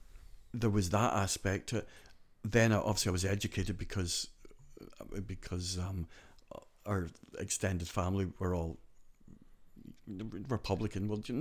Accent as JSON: {"language": "English", "region": "County Donegal", "country": "Ireland", "tie": "born or raised there", "also_born_or_lived": "Glasgow, United Kingdom", "accent": "Scottish", "said": "people would say to me, where are you from? And I say, Donegal. I say, oh, you've got a very Scottish accent. And I say, I was born in Glasgow. And they say, oh, you're Scottish? And I say, no, I'm Donegal, do you know?"}